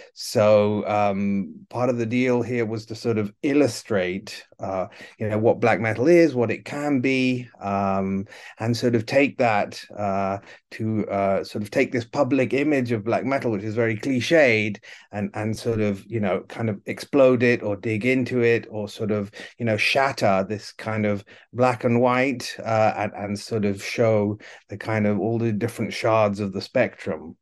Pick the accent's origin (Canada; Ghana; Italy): Italy; moved away as an adult; also born or lived in United Kingdom / New York; I'm originally from the UK, but I grew up in Italy